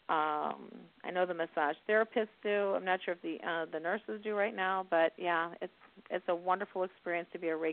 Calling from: Indiana, United States

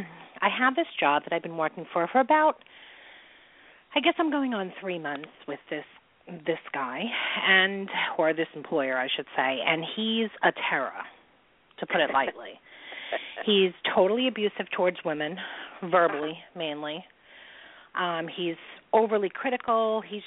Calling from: New York, United States; I'm calling from New York.

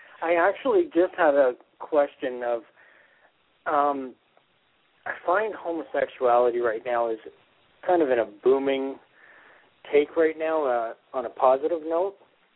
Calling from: Canada; calling from Canada.

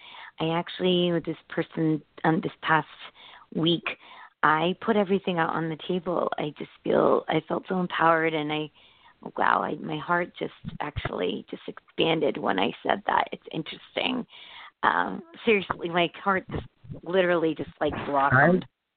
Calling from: Connecticut, United States

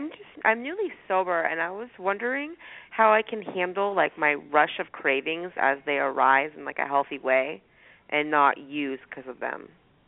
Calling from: Walnut Creek, California, United States; I'm from Walnut Creek, California.

